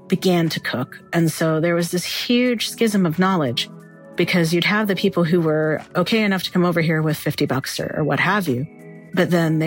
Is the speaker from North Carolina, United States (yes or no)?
yes; North Carolina, United States; also born or lived in Kentucky; now in Lexington, United States; I was born in Kentucky, raised in North Carolina